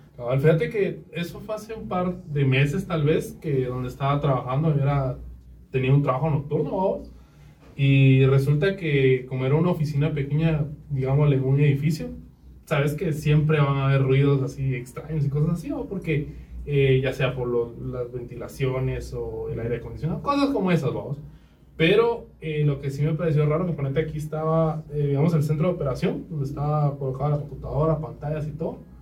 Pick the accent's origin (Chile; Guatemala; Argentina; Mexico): Guatemala; nosotros que somos guatemaltecos.